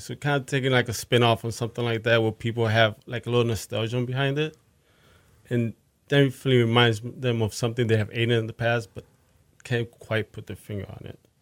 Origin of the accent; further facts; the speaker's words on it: Fort Lauderdale, Florida, United States; moved away as an adult; also born or lived in Bronx, New York / New York / Northeast US; now in Houston, United States; grew up in South Florida for the most part. Fort Lauderdale. I was born in the Bronx.